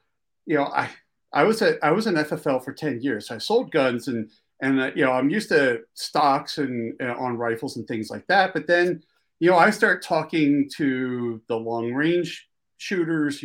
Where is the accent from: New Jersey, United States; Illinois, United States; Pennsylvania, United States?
Pennsylvania, United States; Philadelphia; accent: Philly; Sometimes my East Coast accent, because I grew up in Philly, sometimes my Philly accent just totally overrides words